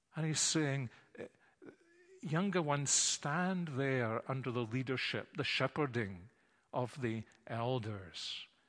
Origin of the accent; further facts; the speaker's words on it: Glasgow, Scotland, United Kingdom; I was brought up in Glasgow too.